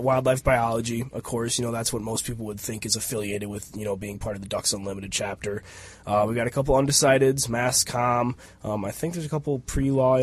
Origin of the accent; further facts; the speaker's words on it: Nicollet, Minnesota, United States; I grew up down in Nicollet, Minnesota. That's down by Mankato.